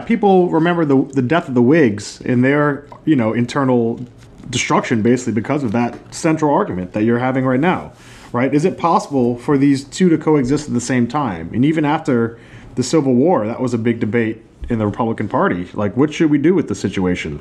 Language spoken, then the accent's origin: English; New Orleans, Louisiana, United States; we've always kind of grown up in this fe- like semi feudal aristocratic society in New Orleans